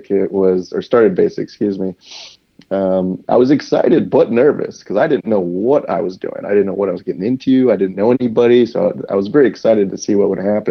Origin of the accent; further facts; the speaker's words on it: Woodbridge, Virginia, United States; I grew up in Woodbridge, Virginia